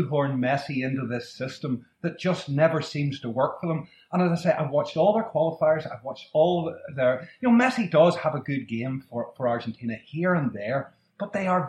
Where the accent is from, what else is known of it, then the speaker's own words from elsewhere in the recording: Northern Ireland, United Kingdom; I'm from Northern Ireland